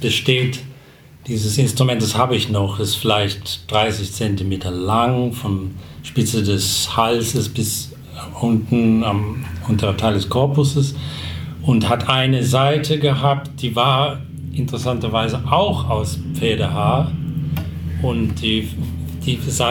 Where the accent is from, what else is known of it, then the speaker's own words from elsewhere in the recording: South Africa; first language English; German is a second language; meine Muttersprache ist eigentlich Englisch äh, und äh, in, in, in, der Sprache, in der ich erzogen wurde, die fing ich erst dann wirklich mit sieben ähm, zu sprechen